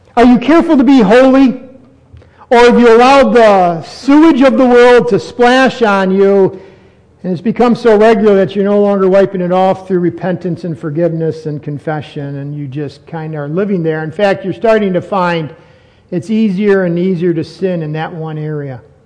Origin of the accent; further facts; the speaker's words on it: United States; I'm American. I'm not going to give up my citizenship.